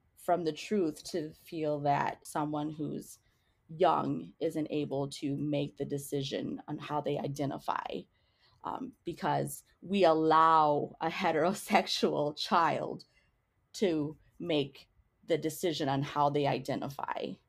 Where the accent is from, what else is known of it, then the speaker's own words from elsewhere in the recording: New Hope, Minnesota, United States; also born or lived in Crystal, Minnesota / Eden Prairie, Minnesota; I grew up in New Hope, Crystal, Minnesota, in a single parent household